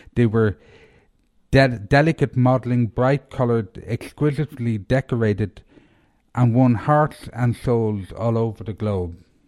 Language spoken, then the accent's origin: English; Ireland; now in Asheville, United States; I'm, I'm from Ireland